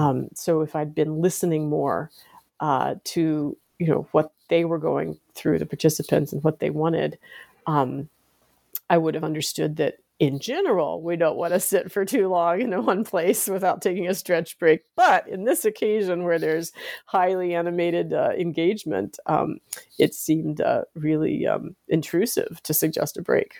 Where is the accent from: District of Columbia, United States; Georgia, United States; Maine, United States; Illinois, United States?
District of Columbia, United States; Washington; I grew up here in the United States, in the Washington D.C. area